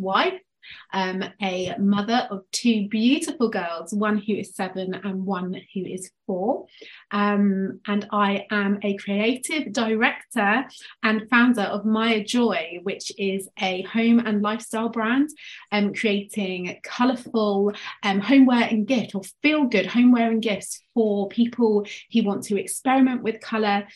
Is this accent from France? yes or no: no; England, United Kingdom; now in Devon, United Kingdom; you can tell from my accent, I'm from England, but I live in a place which lacks in cultural diversity. A small city in the southwest called Devon, so it's the countryside.